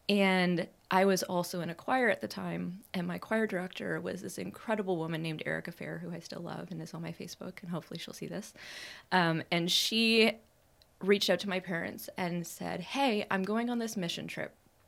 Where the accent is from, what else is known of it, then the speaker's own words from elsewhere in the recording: Montreal, Quebec, Canada; also born or lived in Prairies, Canada / Ontario, Canada; So I grew up in Canada, but I grew up everywhere in Canada. I was born out on the prairies. I only lived there for a short time. We moved to small town Ontario and small town Ontario and small town Ontario, and then we moved to Montreal area.